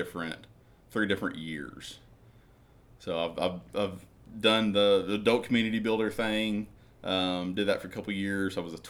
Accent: Vilonia, Arkansas, United States; I'm from Vilonia.

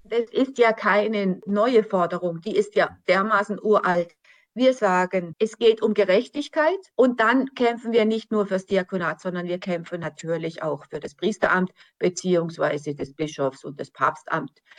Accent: Germany; für uns als Deutsche

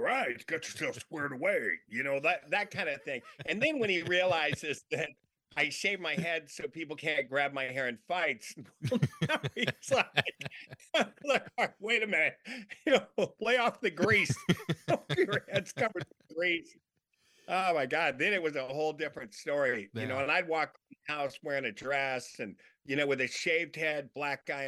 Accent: Long Beach, California, United States; I grew up in Long Beach, and it was, you know, the area that I grew up in, lower middle class

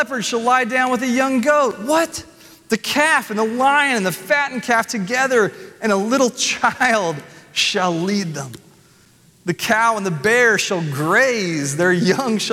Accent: Nashville, Tennessee, United States; I'm from Nashville

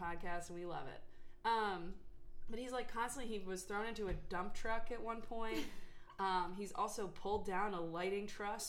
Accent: Milwaukee, Wisconsin, United States; I'm from Milwaukee.

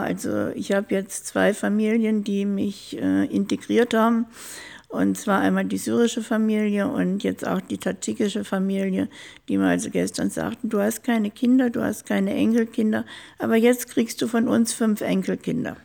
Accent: small town near Düsseldorf, North Rhine-Westphalia, Germany; moved away as an adult; now in Ingolstadt, Germany; Da bin ich groß geworden, also in einer Kleinstadt ganz in der Nähe von Düsseldorf. Bin in Düsseldorf zur Schule gegangen

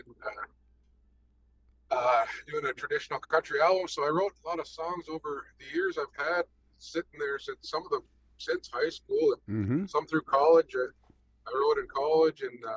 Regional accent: Six Nations of the Grand River, Ontario, Canada; I'm Mohawk, Bear Clan from Six Nations, Ontario. I grew up on Six Nations at my grandparents' farm

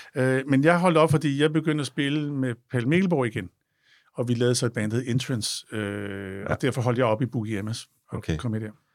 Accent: Copenhagen, Capital Region of Denmark, Denmark; vi er fra København

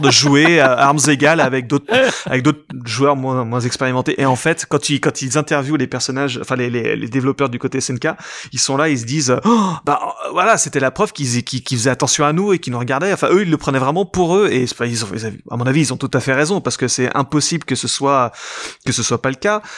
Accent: France; en tant que Français

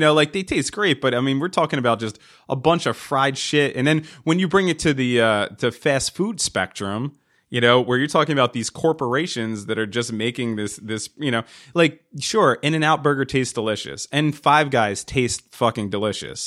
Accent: New Jersey, United States; We, we grew up in New Jersey

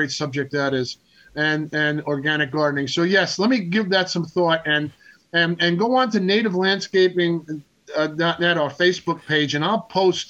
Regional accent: Long Island, New York, United States; Growing up on Long Island

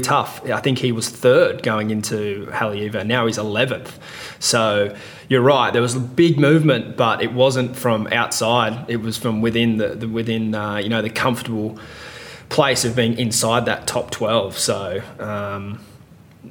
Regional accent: Australia; as an Australian

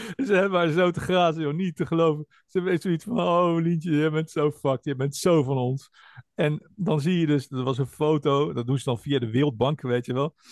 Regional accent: Netherlands

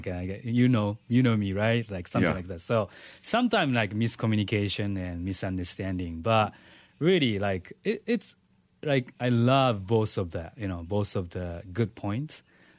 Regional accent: Tokyo, Japan; English is a second language; also born or lived in Saitama / Chiba; I am born, in Tokyo, and then I grew up in Tokyo and next prefecture, Saitama. And I went to the college in Chiba.

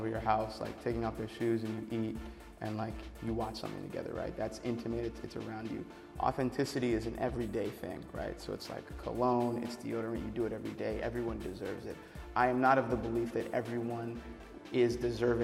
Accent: New Hampshire, United States; I grew up in New Hampshire.

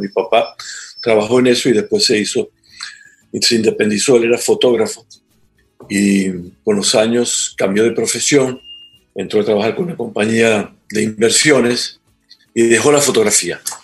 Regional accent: Venezuela; moved away as an adult; also born or lived in Trinidad and Tobago; now in Ecuador; yo soy venezolano por nacimiento en mis papeles, pero físicamente vine al mundo en Trinidad y Tobago

